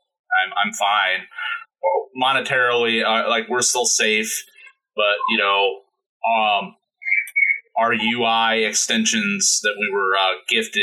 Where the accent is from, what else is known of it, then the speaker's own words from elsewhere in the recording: Indiana, United States; moved away; I still love my home state.